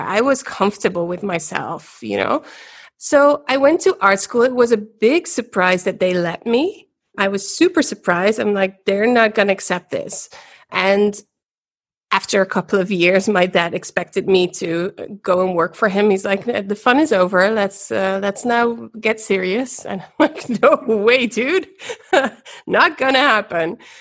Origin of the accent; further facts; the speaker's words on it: Ghent, Flanders, Belgium; I was born in Ghent, in Belgium, daughter of a Belgian mother and a Dutch father.